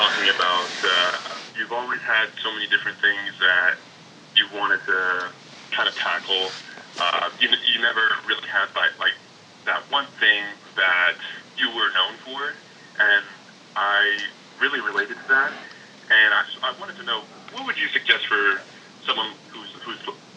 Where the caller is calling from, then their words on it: New York City, New York, United States; I'm calling from New York City.